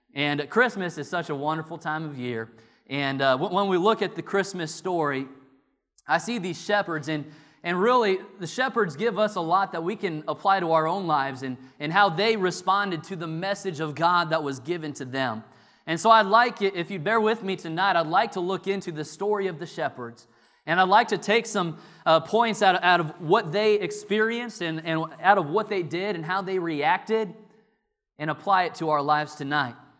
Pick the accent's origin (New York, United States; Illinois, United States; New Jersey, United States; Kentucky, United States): Illinois, United States; now in North Carolina, United States; growing up in Illinois